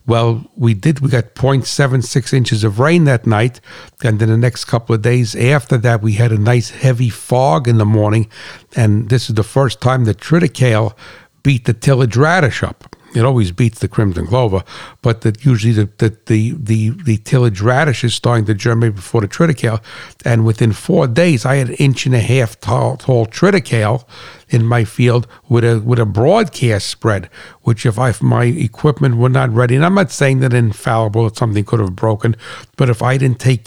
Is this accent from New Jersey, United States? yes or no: yes; New Jersey, United States; I'm from New Jersey, you know I'm a straight shooter